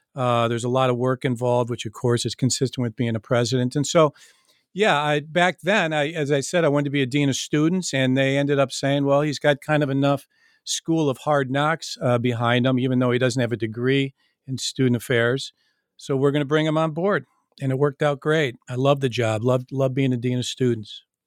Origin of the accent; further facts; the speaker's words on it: Michigan, United States; I grew up in Michigan, as I mentioned, and I grew up playing hockey